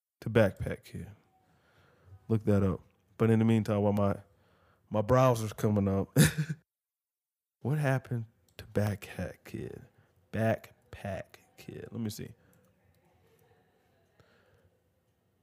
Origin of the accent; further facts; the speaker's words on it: Georgia, United States; me being from Georgia, a lot of people be like, oh, you're from Georgia? Oh, you must be from Atlanta. No, I'm not from Atlanta